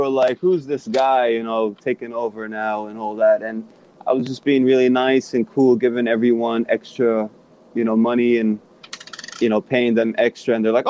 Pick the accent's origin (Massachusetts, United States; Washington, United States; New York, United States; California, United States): New York, United States; Long Beach; also born or lived in Bronx, New York; I grew up in Long Beach, right on Franklin Boulevard.